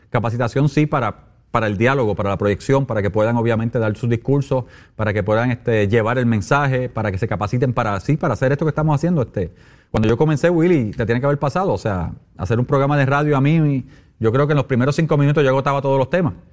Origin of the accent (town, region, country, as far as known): Puerto Rico